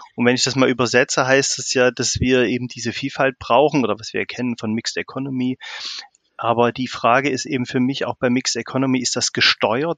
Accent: Thuringia, Germany; also born or lived in Greifswald / Munich / South Africa; Also ich komme eigentlich aus Thüringen und bin auch hier sozialisiert.

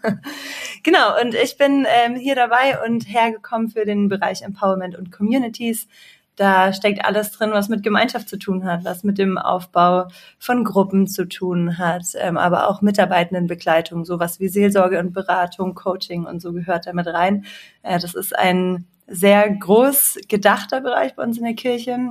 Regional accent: Swabia, Baden-Württemberg, Germany; moved away as an adult; also born or lived in Munich; now in Marburg, Germany; bin eigentlich ein äh, Kind des Südens und im Schwabenland aufgewachsen

